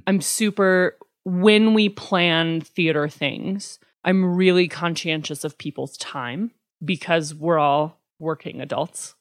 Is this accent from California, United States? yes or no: no; Pavillion, Wyoming, United States; now in Lander, United States; I grew up in Pavilion